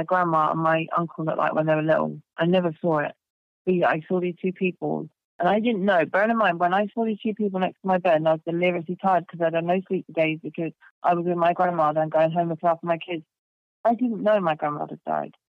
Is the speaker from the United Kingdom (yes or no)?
yes; England, United Kingdom; I grew up in England